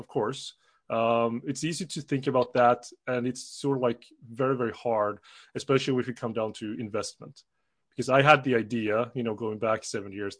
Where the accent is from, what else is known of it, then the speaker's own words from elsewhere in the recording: Sweden; also born or lived in South Korea / Switzerland / United Kingdom; I'm from Sweden, you know, not born, but definitely raised here since I was 10 months old.